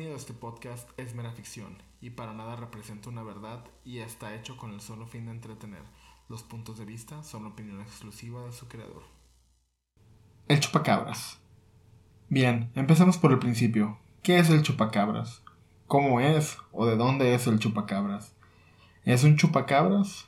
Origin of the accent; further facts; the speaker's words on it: Mexico; nuestro territorio mexicano